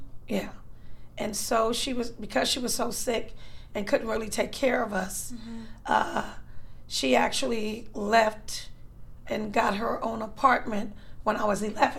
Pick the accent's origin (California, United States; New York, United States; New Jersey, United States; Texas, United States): California, United States; Los Angeles; Was born and raised in Los Angeles.